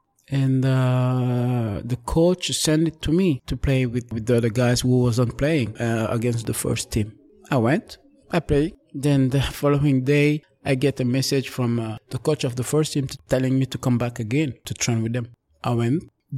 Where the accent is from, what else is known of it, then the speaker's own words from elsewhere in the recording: Paris, Île-de-France, France; English is a second language; I had to be away from the area where I grew up in Paris for a certain period